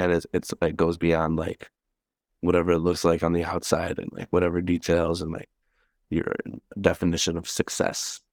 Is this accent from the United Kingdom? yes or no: no; Milwaukee, Wisconsin, United States; I grew up in Bayview. I moved there when I was, like, eleven